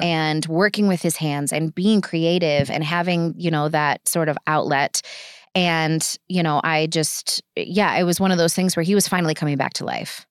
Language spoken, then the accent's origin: English; Kenosha, Wisconsin, United States; moved away as an adult; I'm from Kenosha